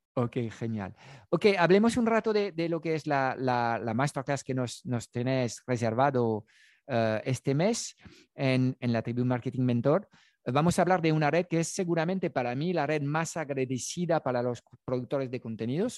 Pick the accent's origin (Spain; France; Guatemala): France; Spanish is a second language; moved away; yo tengo un acento, obviamente hablo en castellano desde mis conocimientos del castellano, yo he nacido desde el, el, otro lado de los Pirineos, en Francia